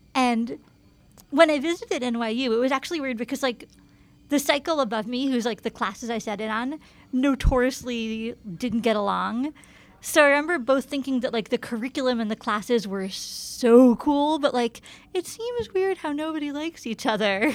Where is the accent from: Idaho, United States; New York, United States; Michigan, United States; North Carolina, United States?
New York, United States; Ithaca; now in New York, United States; I grew up in Ithaca